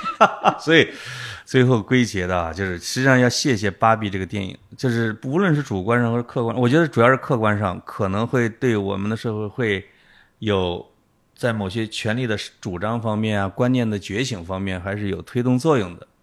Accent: Henan, China; 我最多遇到的就是我跟各省的人在一起的时候，他们一定要对着我讲河南人的段子

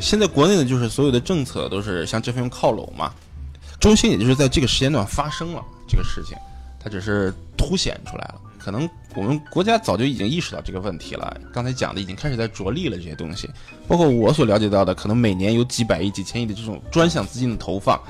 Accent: China; moved away; 在我们大陆那边

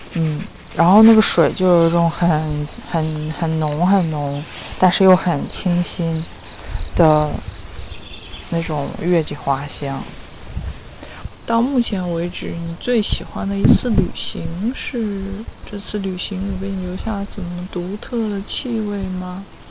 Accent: Weihai, Shandong, China; 我家乡在山东威海

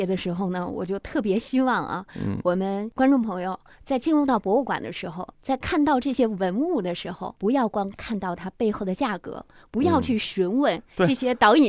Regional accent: China; 我们中国人在世界上拥有了一个更为广阔的平台，

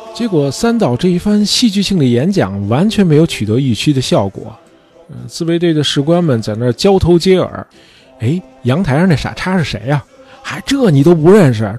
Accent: China; 作为中国人

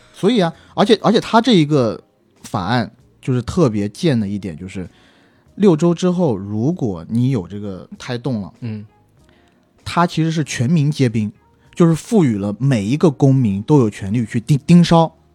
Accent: China; moved away as an adult; also born or lived in United States; 作为中国人的我们

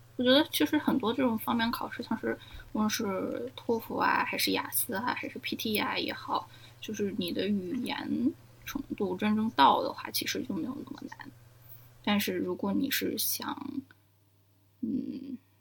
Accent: Germany; first language Chinese; moved away; also born or lived in China / United States / Australia; 我小时候在德国长大的嘛

